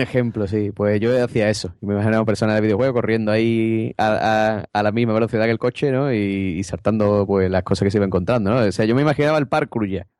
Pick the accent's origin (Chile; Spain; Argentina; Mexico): Spain; Cádiz, Andalusia; me eché novia fuera de Cádiz